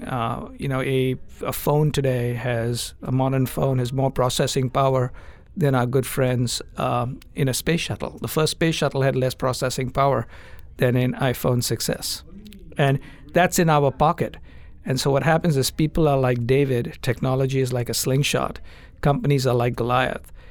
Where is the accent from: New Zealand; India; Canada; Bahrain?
India; moved away; I grew up in India